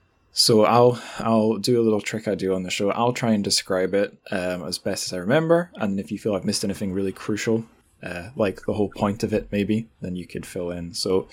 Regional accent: Scotland, United Kingdom

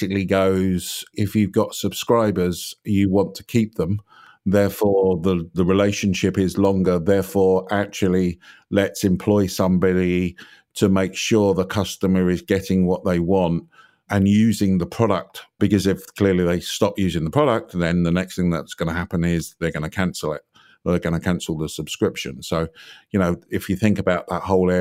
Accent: London, United Kingdom; I was born in London.

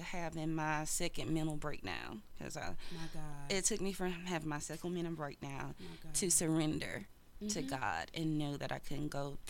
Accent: the South, United States; we grew up in the South. We grew up in a small town, so we're going to the programs, we're speaking.

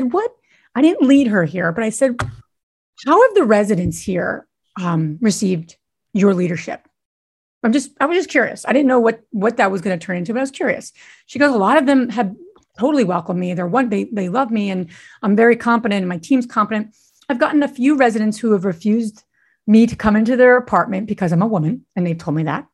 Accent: Northeast, United States; I'm from the Northeast

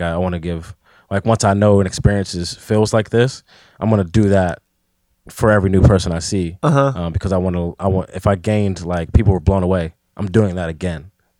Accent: McKeesport, Pennsylvania, United States; So, and then when I grew up in McKeesport, I stayed in Crawford Village, which is like notorious for being one of the worst parts in the city, really.

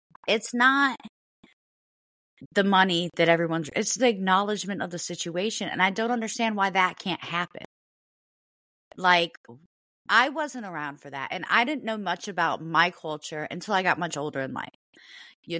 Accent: United States; also born or lived in North Carolina; I'm an American. You know, I was born in this country. I was raised in this country

